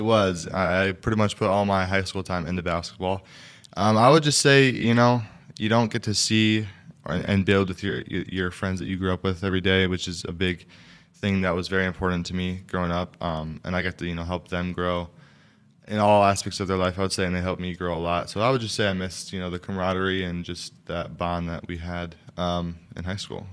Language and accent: English; Wausau, Wisconsin, United States; also born or lived in New York; I was born and raised in Wausau